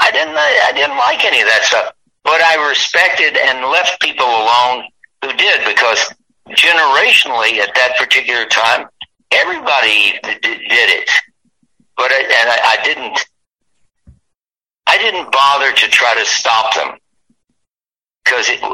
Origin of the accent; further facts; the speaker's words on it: Bowling Green, Kentucky, United States; moved away as an adult; also born or lived in Lebanon, Tennessee / Louisville, Kentucky; I grew up in Bowling Green, Kentucky, and Lebanon, Tennessee, with my other side of my life in Louisville, Kentucky